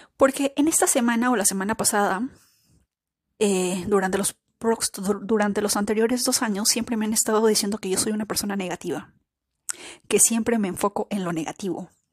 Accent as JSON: {"language": "Spanish", "country": "Peru", "said": "Yo, de Perú"}